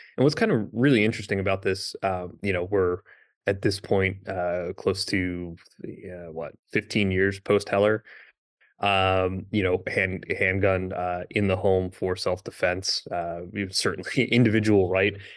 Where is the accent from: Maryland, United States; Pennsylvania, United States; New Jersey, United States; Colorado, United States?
Pennsylvania, United States; I'm from Pennsylvania